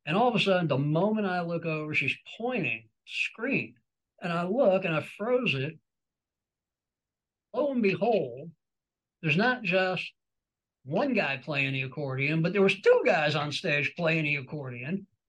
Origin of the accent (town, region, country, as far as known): New York, United States; born or raised there